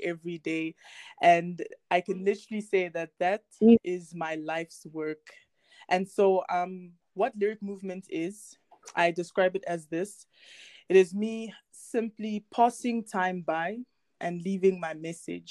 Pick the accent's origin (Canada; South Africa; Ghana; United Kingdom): South Africa; And I am originally from Congo, but I was born and raised here in South Africa